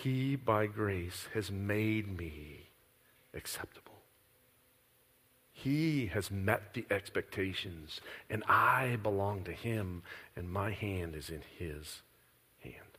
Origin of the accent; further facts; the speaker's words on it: Midwest, United States; I'm from the Midwest